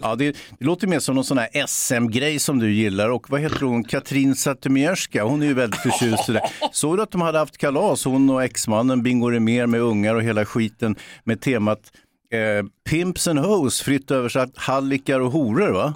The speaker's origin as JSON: {"language": "Swedish", "town": "Stockholm", "region": "Stockholm County", "country": "Sweden", "said": "Jag är från Bågamossen"}